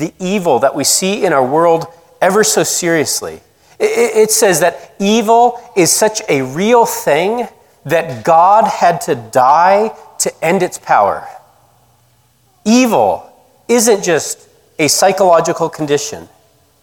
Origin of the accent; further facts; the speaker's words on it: Colorado, United States; moved away as an adult; also born or lived in Georgia; from where I grew up in Colorado to where I went to college in Georgia